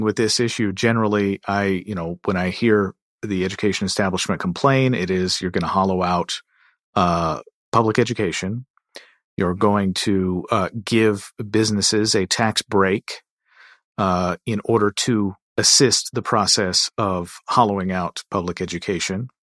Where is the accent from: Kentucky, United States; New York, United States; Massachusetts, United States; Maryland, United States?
Kentucky, United States; my home state of Kentucky